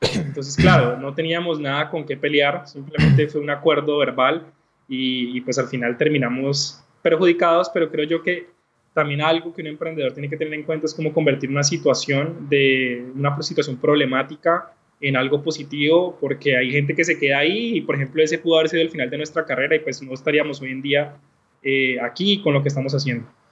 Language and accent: Spanish; Cali, Valle del Cauca, Colombia; soy un caleño colombiano